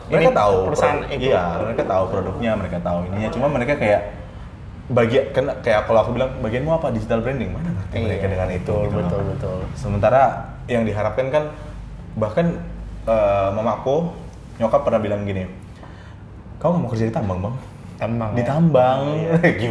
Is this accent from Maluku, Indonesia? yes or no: no; Pematangsiantar, North Sumatra, Indonesia; Nah satu lagi kita kan orang Batak. Iya iya.